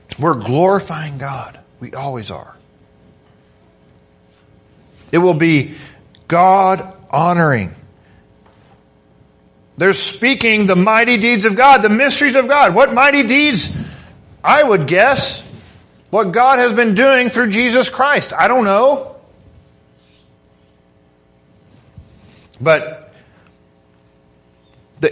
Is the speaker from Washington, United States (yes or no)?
no; Kentucky, United States; we're from Kentucky